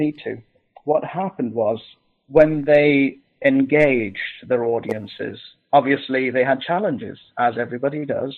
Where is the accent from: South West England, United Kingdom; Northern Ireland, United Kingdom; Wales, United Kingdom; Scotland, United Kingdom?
Scotland, United Kingdom; I'm a Scottish heathen